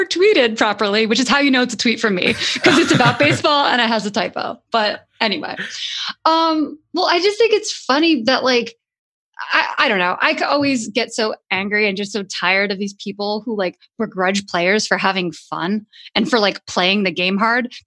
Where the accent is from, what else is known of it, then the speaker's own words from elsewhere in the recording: New York, United States; I grew up in New York